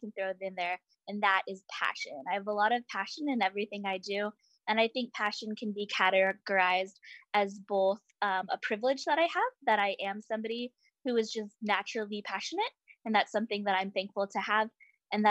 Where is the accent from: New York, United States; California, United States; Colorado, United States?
California, United States; Orange County; I grew up in Orange County, California. So I'm a proud Southern Californian